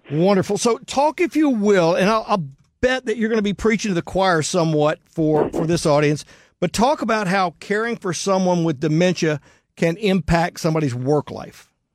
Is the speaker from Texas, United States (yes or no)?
yes; Houston, Texas, United States